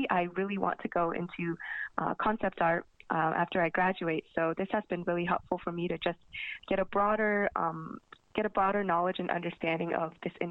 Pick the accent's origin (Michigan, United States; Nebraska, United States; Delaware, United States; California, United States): California, United States; Sacramento; also born or lived in Buffalo, United States / Seattle, United States; now in Philadelphia, United States; I was born in Buffalo, New York, but I moved to Seattle very early, and my dad uh, had to switch jobs pretty often, so we kept on moving between Seattle and Sacramento. But I would call Sacramento my home.